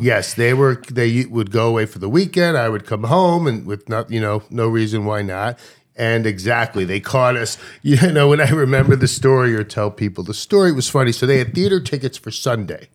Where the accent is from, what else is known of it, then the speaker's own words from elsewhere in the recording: Long Island, New York, United States; also born or lived in Baltimore; when we moved from Baltimore, when I was three years old, to New York